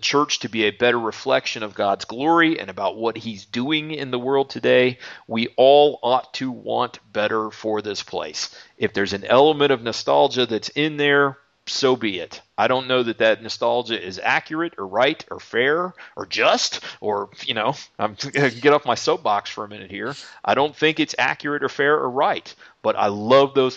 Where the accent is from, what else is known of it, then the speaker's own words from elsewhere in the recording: United States; we as American Christians living in the 21st century